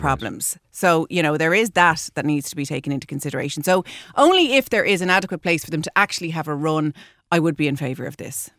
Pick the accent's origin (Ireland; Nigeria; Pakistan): Ireland